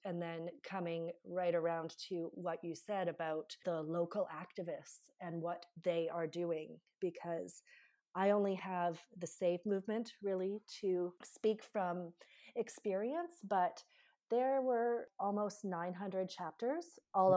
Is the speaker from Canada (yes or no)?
yes; Canada; I'm from Canada